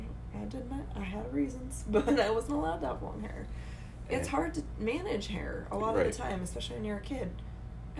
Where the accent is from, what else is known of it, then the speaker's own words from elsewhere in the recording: Hawaii, United States; I'm Hawaiian